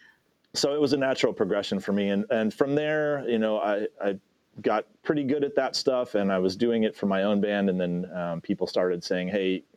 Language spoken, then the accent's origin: English; Midwest, United States; moved away as an adult; also born or lived in Arizona / Southern California; I'm from the Midwest